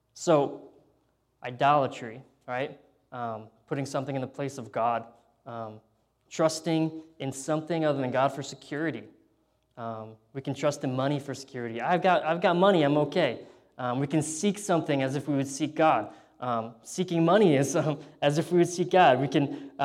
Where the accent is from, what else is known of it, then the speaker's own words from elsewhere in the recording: United States; moved away; being an American there